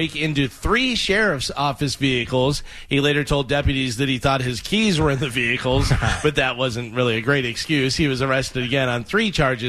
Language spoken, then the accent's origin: English; Illinois, United States; moved away; the house that I grew up in Illinois, on an acre of land.